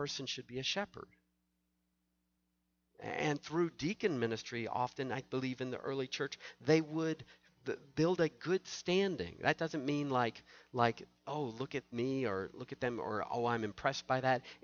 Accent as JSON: {"language": "English", "region": "the South", "country": "United States", "tie": "born or raised there", "said": "I grew up in the South"}